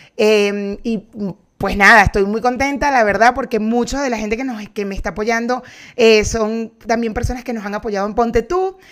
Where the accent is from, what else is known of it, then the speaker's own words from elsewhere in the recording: Cumaná, Sucre, Venezuela; crecí en Cumaná